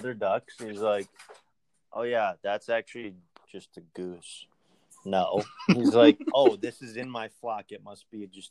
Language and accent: English; Minnesota, United States; I'm from Minnesota.